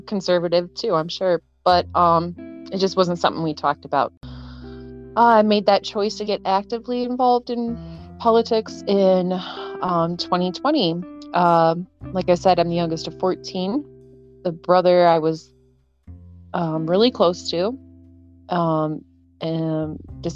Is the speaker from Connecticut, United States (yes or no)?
no; Rochester, Minnesota, United States; I grew up in Rochester, Minnesota